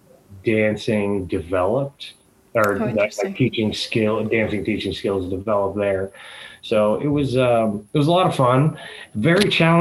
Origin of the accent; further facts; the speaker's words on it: Seattle, Washington, United States; also born or lived in Greece; now in San Francisco Bay Area, United States; I am originally from Seattle, Washington, currently living in the San Francisco Bay Area